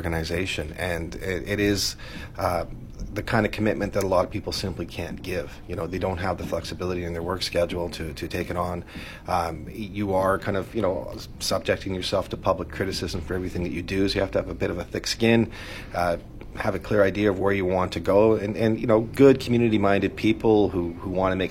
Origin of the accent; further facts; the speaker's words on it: British Columbia, Canada; as British Columbians